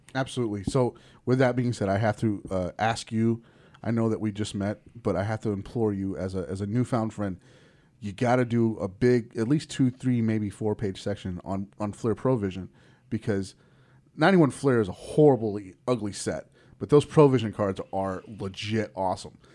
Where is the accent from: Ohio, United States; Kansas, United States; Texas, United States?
Texas, United States; Springtown; I grew up in Springtown, Texas